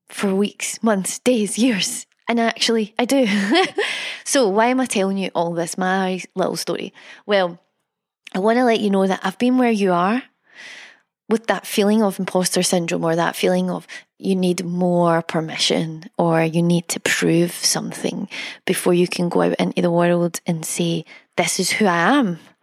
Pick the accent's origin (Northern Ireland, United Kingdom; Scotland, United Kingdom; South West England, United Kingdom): Scotland, United Kingdom; I'm Scottish